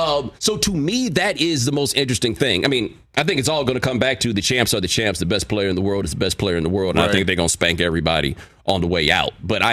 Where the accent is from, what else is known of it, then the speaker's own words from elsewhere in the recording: Texas, United States; I'm from Texas